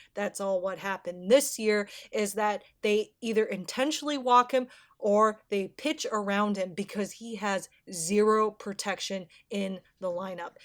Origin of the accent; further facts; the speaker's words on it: Minnesota, United States; I'm from Minnesota